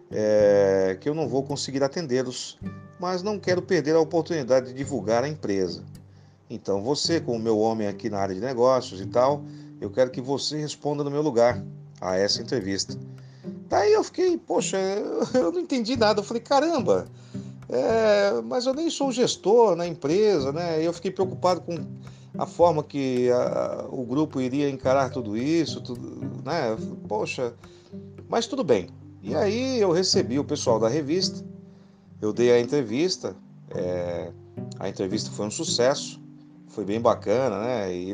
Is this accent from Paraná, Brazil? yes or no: no; Guarujá, São Paulo, Brazil; now in São Bernardo do Campo, Brazil; Nasci em São Paulo, fui criado no Guarujá e atualmente moro em São Bernardo do Campo desde 1996